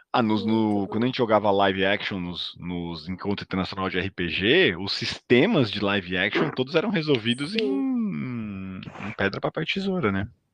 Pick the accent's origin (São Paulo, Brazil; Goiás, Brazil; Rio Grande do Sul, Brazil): São Paulo, Brazil; accent: paulistano; eu falo tipo paulistano